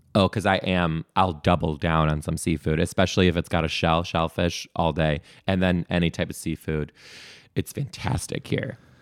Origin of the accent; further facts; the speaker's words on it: Detroit, Michigan, United States; now in Seattle, United States; I'm originally from Detroit.